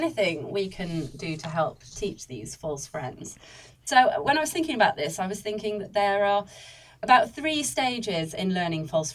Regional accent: Wales, United Kingdom; I am actually Welsh

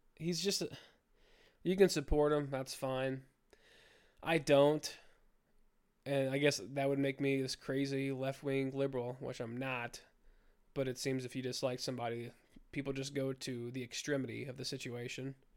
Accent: United States; I'm an American

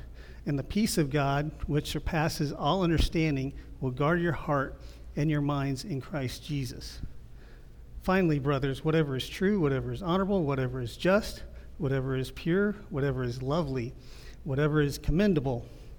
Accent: Ohio, United States; I'm from the Midwest, so you guys, I watch the Weather Channel. The weather out here is always the same to me, so I don't really pay attention to it too much. But in Ohio, the Weather Channel

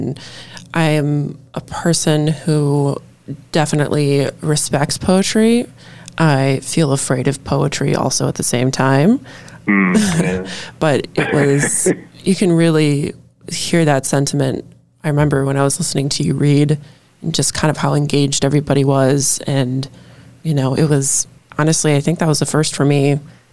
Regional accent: Ellison Bay, Wisconsin, United States; I grew up in Door County, and in the northern part

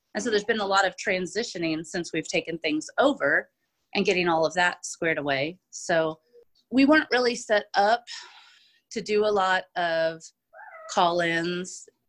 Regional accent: Sedalia, Missouri, United States; born and raised in Sedalia, pretty much lived here all of my life.

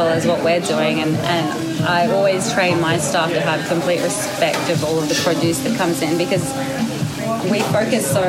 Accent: Sydney, New South Wales, Australia; moved away; also born or lived in Brisbane, Australia; I grew up in Sydney.

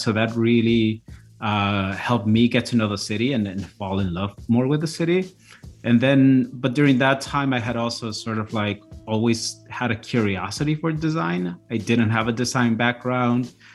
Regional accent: Chicago, Illinois, United States; English is a second language; also born or lived in Mexico; we landed in Pilsen. That's where I grew up.

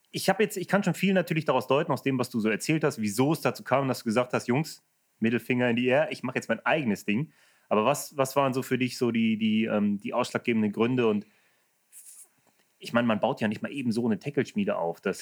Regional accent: Germany; also ich als Deutscher komme zu einem Unternehmen in Holland, das aber eigentlich Englisch ist.

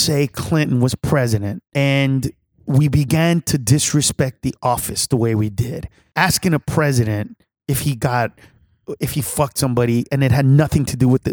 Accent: Honduras; now in United States; I'm from Honduras

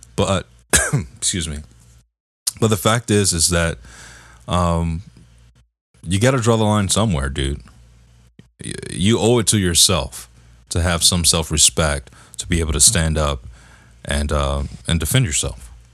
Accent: Detroit, Michigan, United States; I'm from Detroit, man. I'm from the D

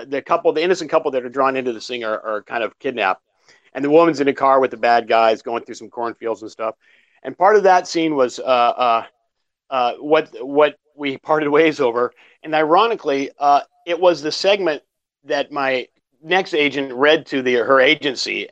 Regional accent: Cochrane, Alberta, Canada; moved away as an adult; also born or lived in Calgary, Canada / San Francisco, United States; I was born in Calgary, but raised near a town called Cochrane.

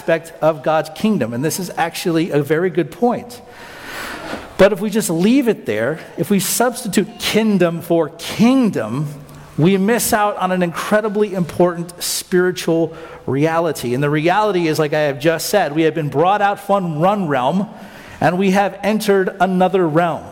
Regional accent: United States

